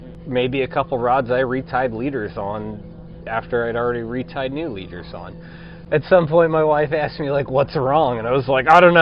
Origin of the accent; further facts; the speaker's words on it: Indian Lake, Ohio, United States; I grew up on Indian Lake